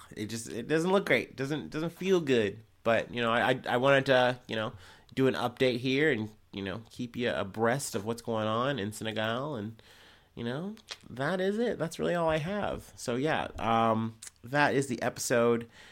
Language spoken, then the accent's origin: English; United States; as an American, someone in the West